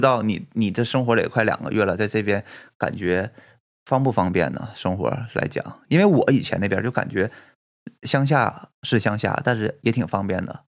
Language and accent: Chinese; Fushun, Liaoning, China; moved away as an adult; now in Japan; 我是在东北出生的，我们，我是沈阳旁边的一个城市叫抚顺市